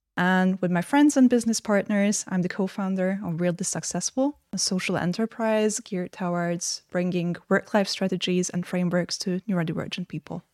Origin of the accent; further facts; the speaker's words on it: Hungary; I got admitted to film school in my home country, Hungary